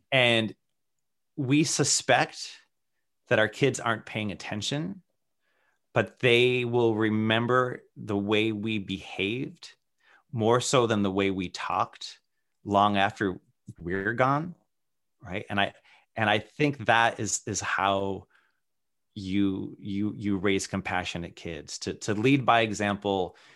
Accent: Worcester, Massachusetts, United States; I grew up in Worcester, Massachusetts, which is very neighborhood-centric.

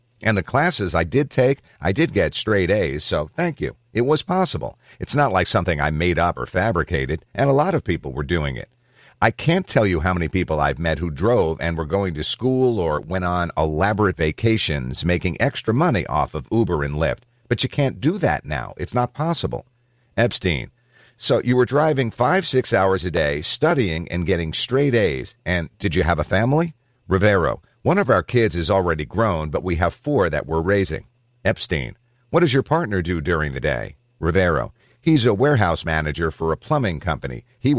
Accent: San Jose, California, United States; also born or lived in Hollister; half of my life I grew up in San Jose, and then the other half I grew up in a small town called Hollister, an hour south of here.

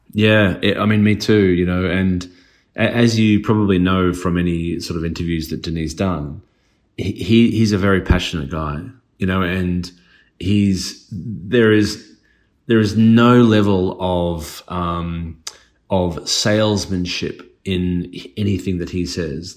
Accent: Australia; being Australian

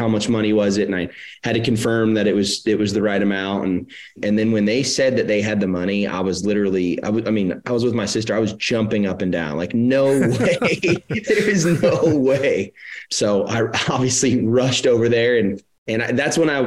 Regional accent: Arizona, United States; moved away as an adult; now in Nashville, United States; I'm a fifth generation native of Arizona.

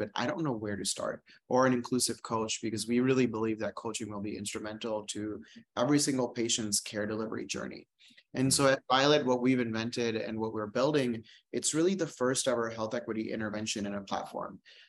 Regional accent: India; now in United States; I am a gay man. I grew up on Medicaid, and I'm an Indian immigrant.

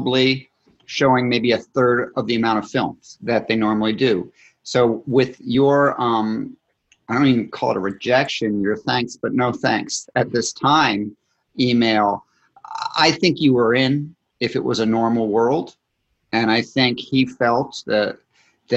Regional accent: Scotland, United Kingdom; I'm Scottish

